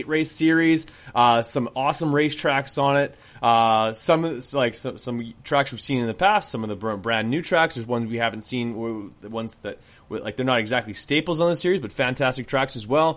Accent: Canada; as Canadian as I am

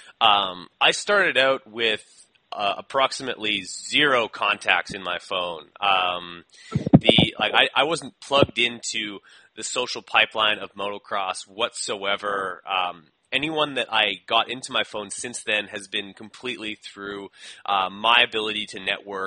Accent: Winnipeg, Manitoba, Canada; I'm a bricklayer from Winnipeg that decided to have his own show.

